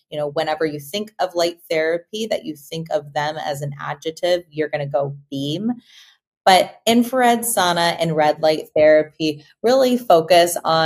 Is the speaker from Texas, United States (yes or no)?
yes; Austin, Texas, United States; I'm an Austinite, born and raised in Austin, Texas